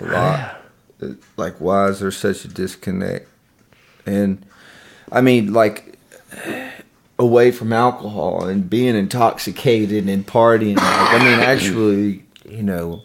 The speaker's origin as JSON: {"language": "English", "region": "the South", "country": "United States", "said": "we're from the South. You know, it's a small town"}